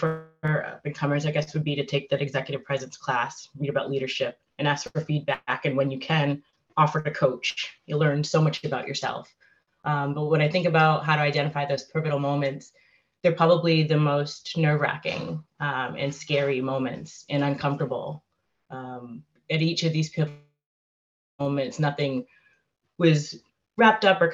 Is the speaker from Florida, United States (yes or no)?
no; Framingham, Massachusetts, United States; my hometown of Framingham, Massachusetts